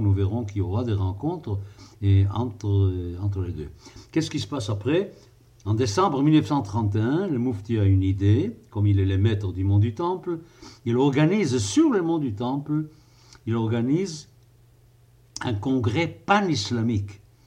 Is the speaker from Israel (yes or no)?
yes; Israel; moi qui ai passé mon enfance en Israël